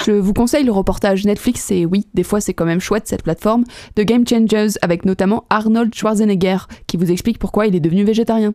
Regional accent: Savoy, Auvergne-Rhône-Alpes, France; On est savoyard à la base

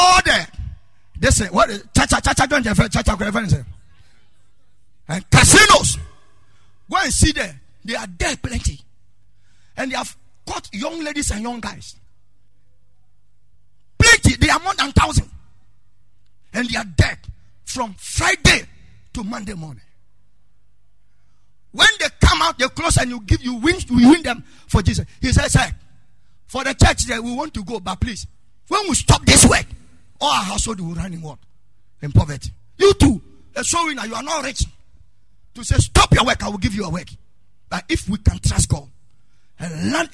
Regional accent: Ghana

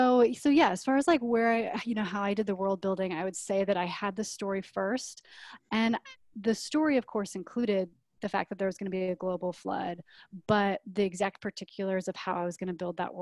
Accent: Nebraska, United States; you know, growing up in Nebraska

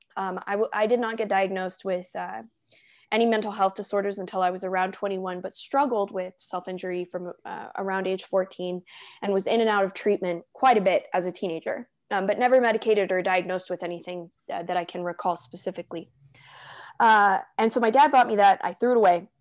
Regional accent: Southern California, United States; moved away as an adult; now in Denver, United States; I moved from Southern California, which is where I grew up and spent most of my life

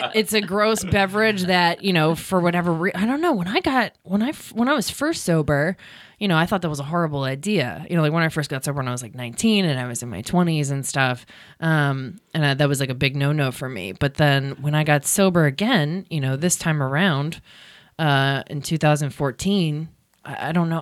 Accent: Baltimore, Maryland, United States; moved away; also born or lived in California; I'm from Baltimore

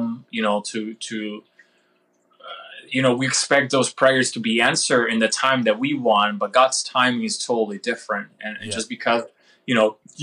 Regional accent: Florida, United States; this guy from Florida

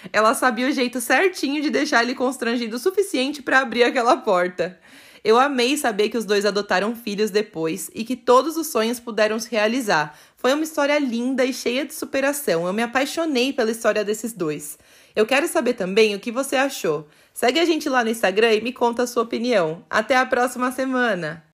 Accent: São Paulo, Brazil; E eu sou de São Paulo

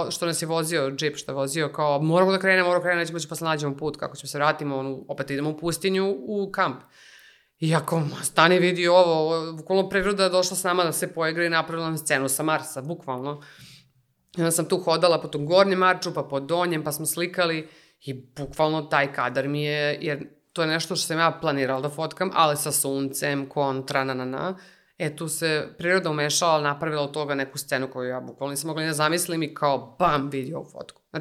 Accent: Serbia

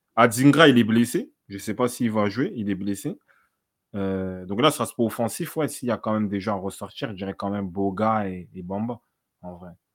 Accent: DR Congo; je suis congolais

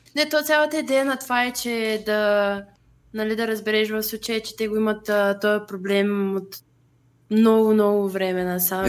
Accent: Bulgaria; че съм българка

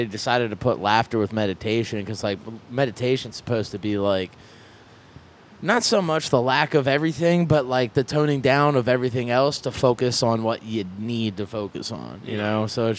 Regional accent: Lancaster, Pennsylvania, United States; right now I'm telling everybody I'm from Philly just because if I'd be like, oh, I'm from Lancaster, people are like, well, where's Lancaster? I'm like, it's outside of Philly.

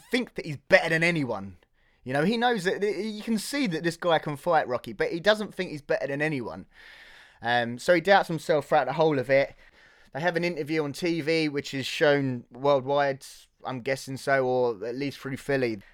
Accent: Hertfordshire, East of England, United Kingdom; Born and raised in Hertfordshire

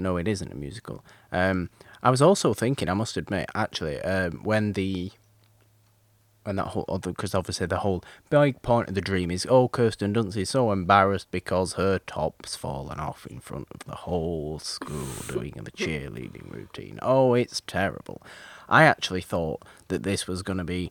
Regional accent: United Kingdom; I'm British

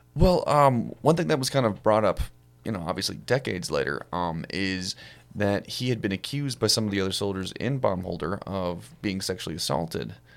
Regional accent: Ohio, United States; I'm from Ohio

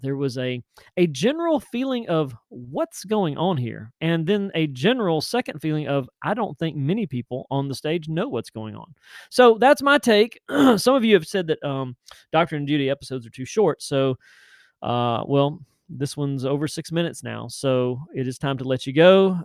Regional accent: Tennessee, United States; Nashville, Tennessee, which is my home state.

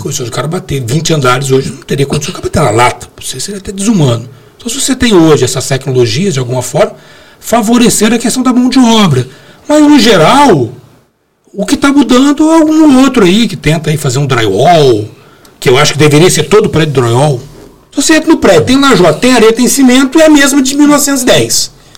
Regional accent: Brazil; a gente nasceu no Brasil e fala português, não falo árabe

